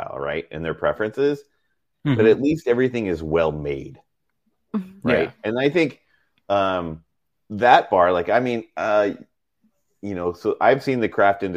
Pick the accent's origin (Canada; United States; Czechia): United States; Texas; now in Seattle, United States; we ate a lot of hot dishes growing up in Texas